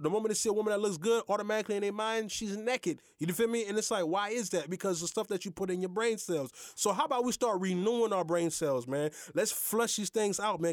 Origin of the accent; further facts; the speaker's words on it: Haiti; now in United States; I am Haitian, but I am American citizen